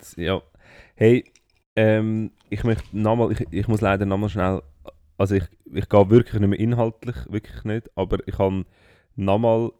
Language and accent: German; Switzerland; bei uns in der Schweiz